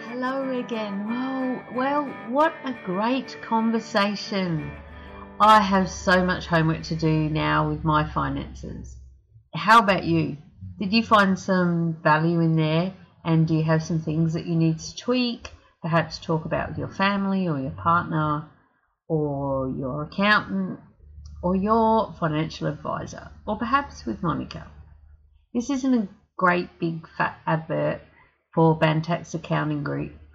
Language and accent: English; South Australia, Australia; now in Mackay, Australia; I'm from South Australia and you know I was born like